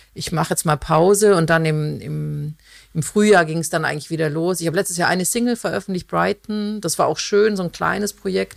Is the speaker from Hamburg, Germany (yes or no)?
no; Konstanz, Baden-Württemberg, Germany; ich komme, genau, ich bin ursprünglich aus Konstanz